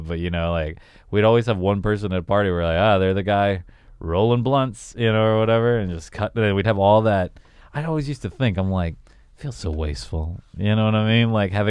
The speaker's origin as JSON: {"language": "English", "region": "Southern United States", "country": "United States", "tie": "born or raised there", "said": "I grew up in the South. We were a big blunt. We were a blunt city where I grew up."}